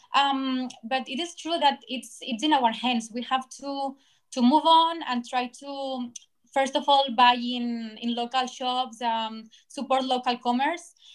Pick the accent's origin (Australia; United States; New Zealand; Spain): Spain; Barcelona, Catalonia; I'm from Barcelona, and I am studying journalists in Autonomous University